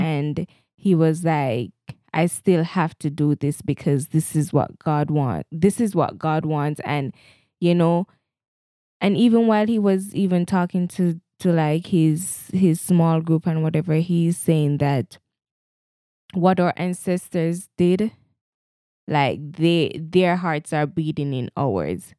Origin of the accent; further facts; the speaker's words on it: Jamaica; I'm a Jamaican and I love my Jamaican-ness